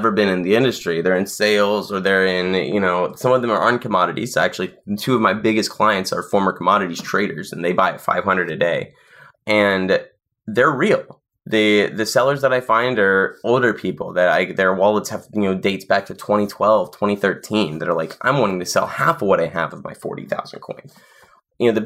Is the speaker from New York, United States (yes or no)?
no; Nashville, Tennessee, United States; I was in South Nashville